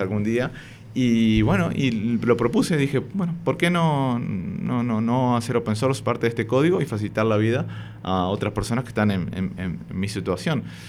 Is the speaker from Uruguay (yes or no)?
yes; Montevideo, Uruguay; moved away as an adult; now in Madrid, Spain; yo soy de Montevideo, Uruguay me vine para, Madrid eh, hace cuatro años ya casi, en febrero del 2019, pero prácticamente que toda mi vida la viví, la viví allá.